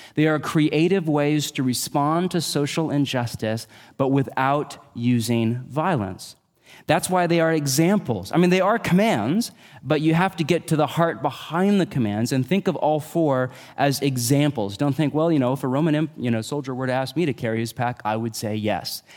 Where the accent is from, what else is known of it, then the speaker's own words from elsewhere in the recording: United States; we're American